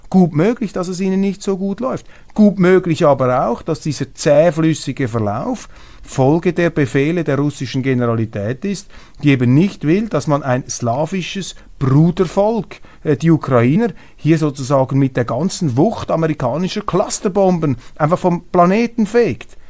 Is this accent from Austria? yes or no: no; Switzerland; Ich bin stolzer Schweizer um 25 Prozent, stolzer Deutscher